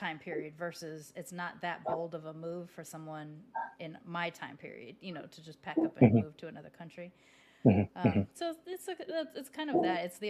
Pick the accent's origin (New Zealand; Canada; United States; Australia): United States; Southern California; because I grew up in Southern California, which has a very large Mexican population. My stepmother was Mexican